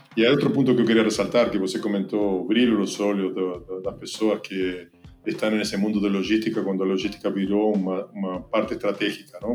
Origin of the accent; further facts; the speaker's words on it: Argentina; Portuguese is a second language; moved away as an adult; now in Brazil; Eu sou argentino, então desculpa pelo sotaque. Eu levo aqui mais de 15 anos na, no Brasil.